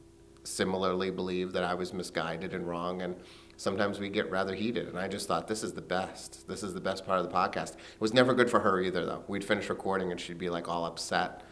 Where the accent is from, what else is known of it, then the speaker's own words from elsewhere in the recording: Blackstone, Massachusetts, United States; now in West Hartford, United States; my hometown, Blackstone, Massachusetts